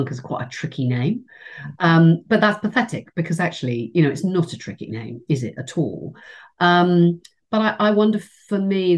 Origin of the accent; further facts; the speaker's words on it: England, United Kingdom; I'm English and I come from a big family